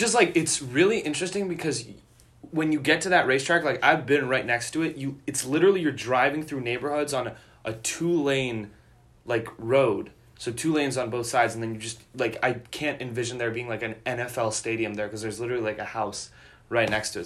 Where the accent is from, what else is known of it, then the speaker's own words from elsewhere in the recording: Chicago, Illinois, United States; I'm from Chicago